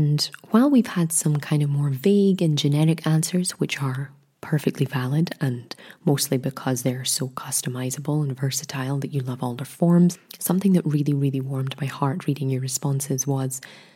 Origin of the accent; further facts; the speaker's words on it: Scotland, United Kingdom; Being Scottish